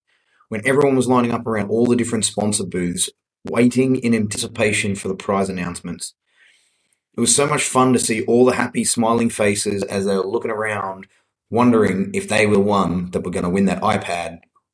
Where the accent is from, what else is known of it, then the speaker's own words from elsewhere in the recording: Australia; now in Vietnam; from WC Vendors, and I'm from Australia. I currently live in Vietnam.